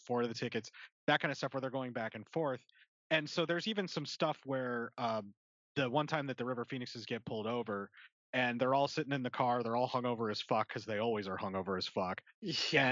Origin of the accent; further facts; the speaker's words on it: Pennsylvania, United States; now in Nebraska, United States; actually from PA and in, in, the Appalachia up there is, is where I grew up